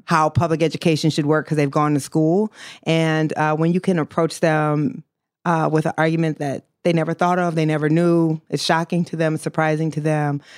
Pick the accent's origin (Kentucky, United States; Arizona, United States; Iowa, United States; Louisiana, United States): Iowa, United States; I grew up in Iowa